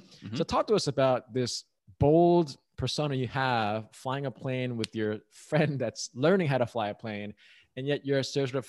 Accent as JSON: {"language": "English", "region": "New York", "country": "United States", "said": "I'm from New York, just so you know, Mark."}